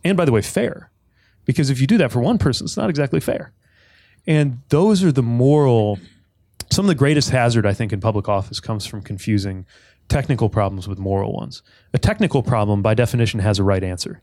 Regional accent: South Bend, Indiana, United States; I grew up in South Bend

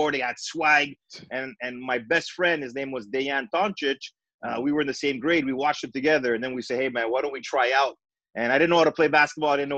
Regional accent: Montreal, Quebec, Canada; I grew up in Montreal as a Greek kid in St. Leonard

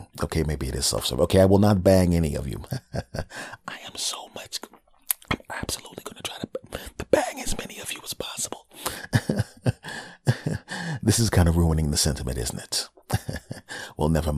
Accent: United States; My home country bastards

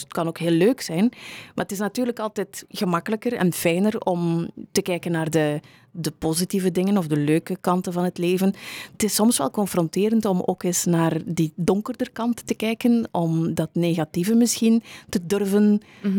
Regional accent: Meulebeke, Flanders, Belgium; moved away; also born or lived in Kortrijk; ik ben oorspronkelijk van Meulebeke, die wereldstad uh, in West-Vlaanderen

